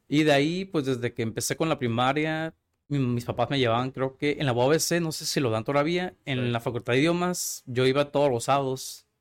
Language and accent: Spanish; Tijuana, Baja California, Mexico; Yo nací aquí en Tijuana, Baja California. Soy totalmente tijuanense, totalmente mexicano